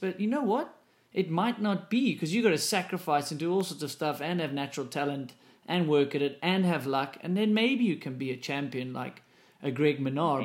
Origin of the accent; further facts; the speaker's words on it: South Africa; moved away; Because I came from South Africa too